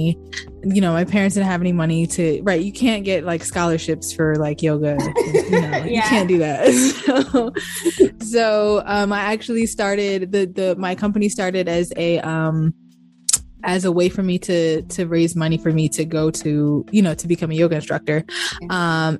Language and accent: English; Baltimore, Maryland, United States; I grew up in Baltimore, Maryland